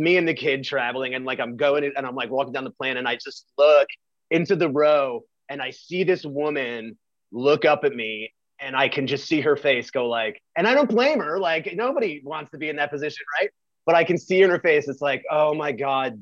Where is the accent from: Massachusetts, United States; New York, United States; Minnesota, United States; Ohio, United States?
New York, United States; now in Texas, United States; We're from New York